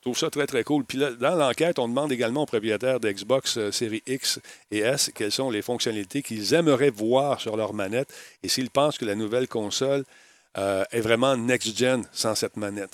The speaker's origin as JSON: {"language": "French", "region": "Quebec", "country": "Canada", "said": "j'étais du Québec"}